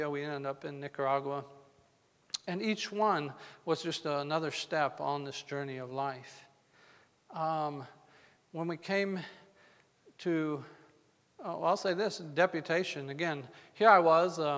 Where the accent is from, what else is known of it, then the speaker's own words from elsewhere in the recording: Arizona, United States; also born or lived in New Mexico / Colorado; I was raised in Arizona, New Mexico, Colorado.